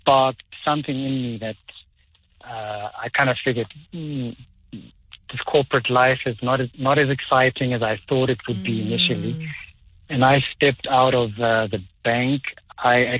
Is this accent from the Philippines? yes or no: no; Soweto, Gauteng, South Africa; I was born and raised in Soweto.